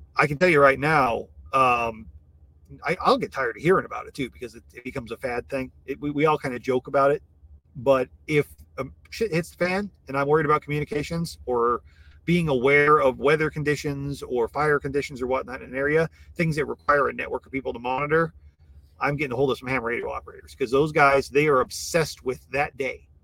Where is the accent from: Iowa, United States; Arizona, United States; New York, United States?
Iowa, United States; now in Texas, United States; growing up in Iowa